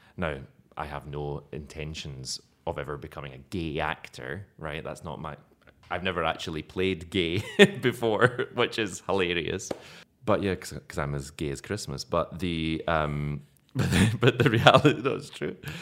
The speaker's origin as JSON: {"language": "English", "region": "Scotland", "country": "United Kingdom", "accent": "Scottish brogue", "moved": "yes", "lives_now": "Malta", "said": "I was using my own Scottish brogue, but not very thick"}